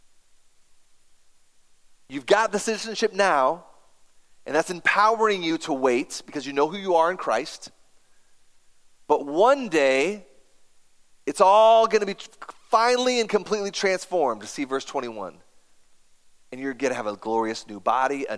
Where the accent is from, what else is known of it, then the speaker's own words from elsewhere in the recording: United States; I have an American passport